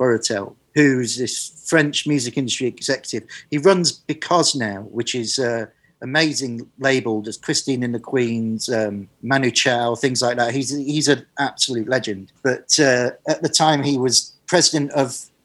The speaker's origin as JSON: {"language": "English", "town": "Manchester", "region": "North West England", "country": "United Kingdom", "tie": "born or raised there", "said": "I grew up in Manchester, going to the Hacienda"}